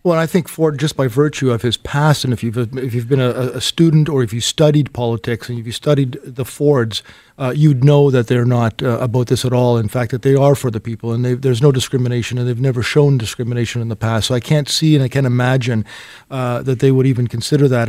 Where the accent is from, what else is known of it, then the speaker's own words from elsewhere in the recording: Toronto, Ontario, Canada; I've been born and raised in Toronto, lived all my life here in Toronto